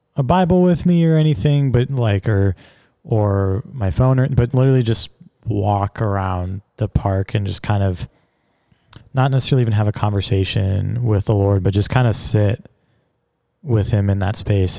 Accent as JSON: {"language": "English", "town": "Seattle", "region": "Washington", "country": "United States", "tie": "born or raised there", "said": "my hometown, like Seattle's where I'm from"}